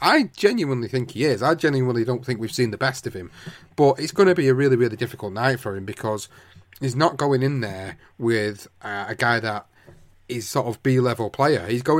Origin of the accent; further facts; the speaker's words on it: United Kingdom; as British fans